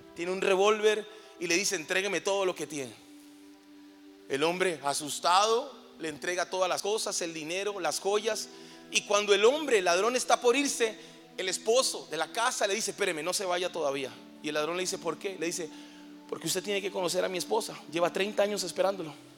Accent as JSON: {"language": "Spanish", "country": "Colombia", "moved": "as an adult", "lives_now": "Mexico", "said": "soy colombiano, llevo seis años viviendo en México"}